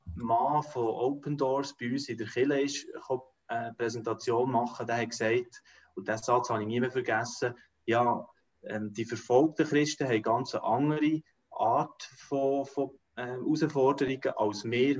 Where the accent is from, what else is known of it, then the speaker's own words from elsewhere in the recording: Switzerland; rein als Volk, als Schweizer